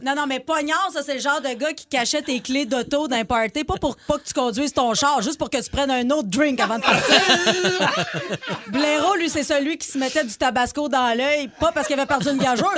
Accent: Abitibi, Quebec, Canada; je viens d'Abitibi

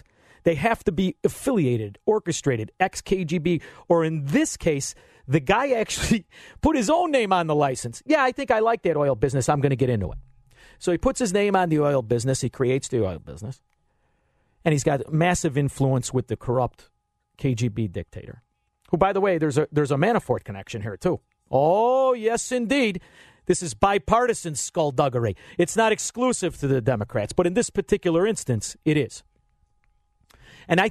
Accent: Chicago, Illinois, United States; being from Chicagoland.

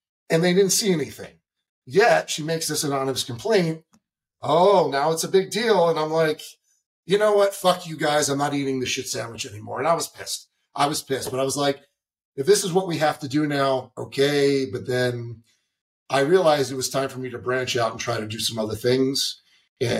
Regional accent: East Coast, United States; I'm from the East Coast.

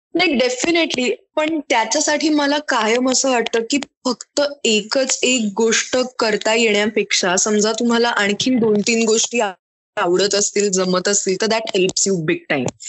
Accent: Mumbai, Maharashtra, India; मी मुंबईत लहानाची मोठी झाले दादर मध्ये अगदी म्हणजे कोर हार्ट ऑफ मुंबई

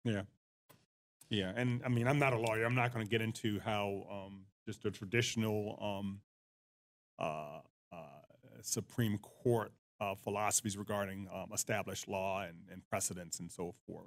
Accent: United States; we are Americans

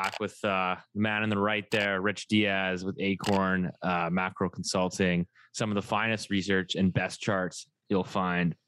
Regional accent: Canada; also born or lived in British Columbia; being Canadian and obviously myself living in BC

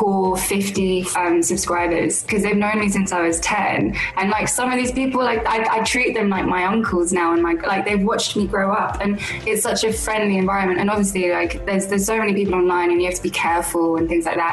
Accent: London, United Kingdom; I was born and raised in London.

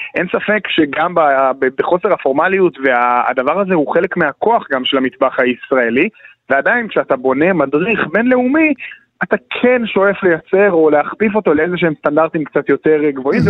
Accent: Jerusalem, Jerusalem District, Israel; אני כירושלמי שגם סיקר את לרז'אנס

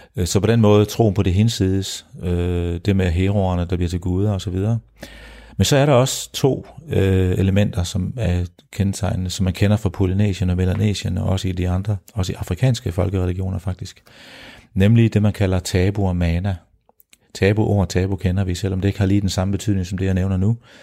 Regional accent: Denmark; mine, mine kære landsmænd

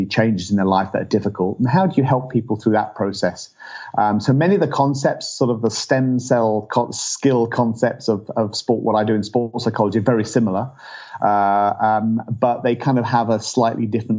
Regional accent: England, United Kingdom; moved away as an adult; now in United States; I'm from England originally

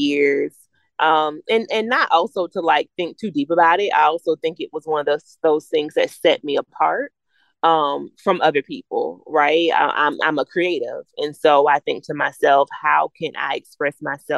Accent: the South, United States; I'm from the South, so we call it a wake

